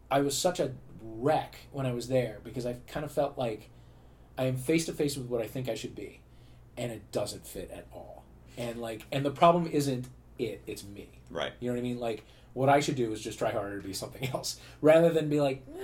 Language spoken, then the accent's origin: English; St. Louis, Missouri, United States; St. Louis, sure.